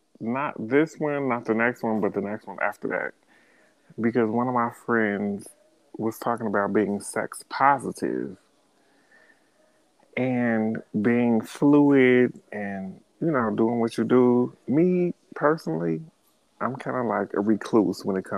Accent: Cincinnati, Ohio, United States; now in New York, United States; I am from Cincinnati, Ohio, living in New York

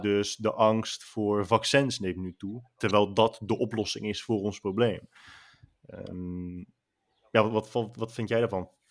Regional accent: Netherlands; Wij stellen nu als Nederlanders

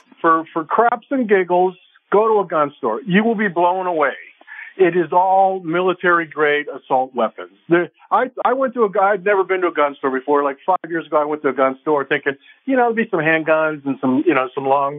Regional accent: Pittsburgh, Pennsylvania, United States; There were guns all around Pittsburgh where I grew up.

